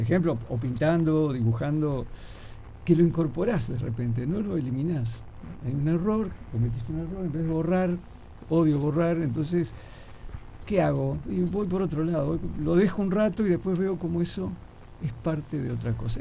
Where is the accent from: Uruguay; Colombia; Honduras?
Uruguay; Trinidad, Flores; moved away as an adult; now in Montevideo, Uruguay; yo dibujo en vivo hace mucho tiempo, te diría que desde mi adolescencia en Trinidad